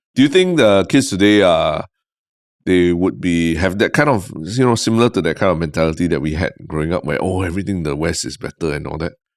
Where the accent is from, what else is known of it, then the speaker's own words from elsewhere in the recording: Singapore; also born or lived in United States; growing up in Singapore